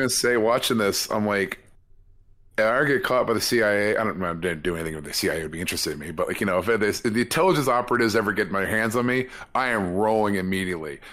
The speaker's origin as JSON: {"language": "English", "region": "California", "country": "United States", "said": "as a Californian"}